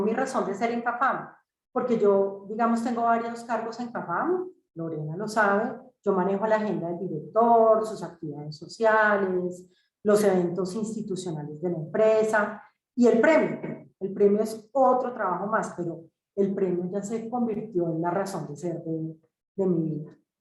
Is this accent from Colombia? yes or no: yes; Colombia; somos colombianos, colombianos, colombianos al 100%